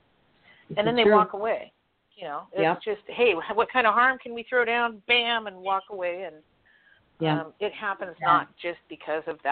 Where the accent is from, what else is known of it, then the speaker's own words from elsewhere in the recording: the West, United States; now in Florida, United States; I grew up in the West and I grew up, I'm going to get a little political here. I grew up in a gun-toting state.